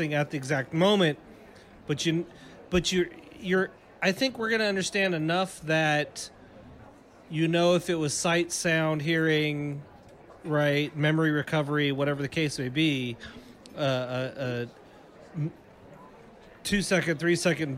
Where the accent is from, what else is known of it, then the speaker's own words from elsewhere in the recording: Pacific Northwest, United States; I'm from the Pacific Northwest, which I've been told growing up, that Portland was the meth capital of the United States